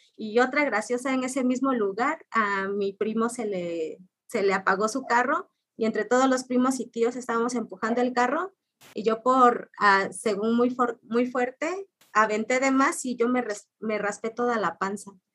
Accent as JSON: {"language": "Spanish", "town": "Orizaba", "region": "Veracruz", "country": "Mexico", "tie": "born or raised there", "moved": "as an adult", "lives_now": "Ciudad Nezahualcóyotl, Mexico", "said": "mi ciudad natal de Orizaba"}